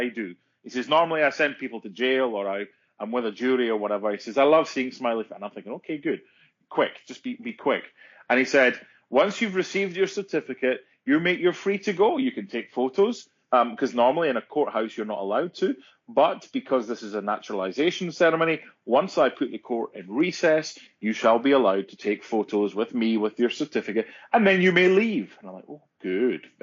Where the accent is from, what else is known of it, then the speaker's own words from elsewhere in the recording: United Kingdom; moved away as an adult; now in United States; I was from the United Kingdom